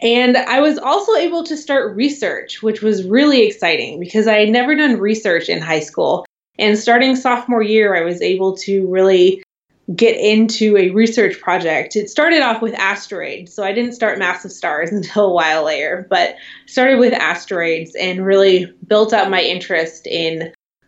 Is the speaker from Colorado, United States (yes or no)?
no; San Luis Obispo, California, United States; now in Seattle, United States; I grew up in San Luis Obispo, California